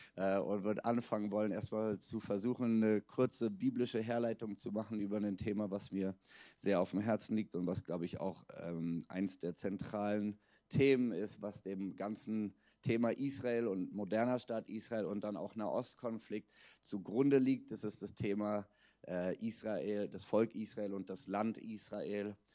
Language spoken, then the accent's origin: German; Berlin, Germany; also born or lived in Budapest; bin selbst in Berlin geboren, bin also, ich kann wirklich sagen, ich bin ein Berliner